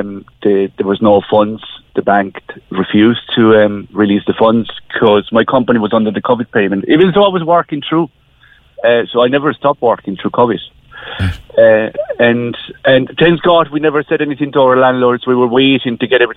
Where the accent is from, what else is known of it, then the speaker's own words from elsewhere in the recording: Spain; moved away as an adult; now in Ireland; we're coming from Spain, so we've been living in Ireland for the last 20 years